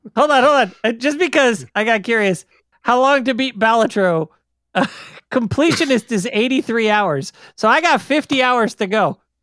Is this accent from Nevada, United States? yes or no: yes; Las Vegas, Nevada, United States; I grew up in Vegas.